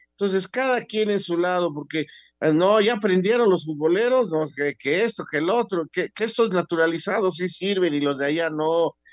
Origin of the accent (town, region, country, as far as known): Mexico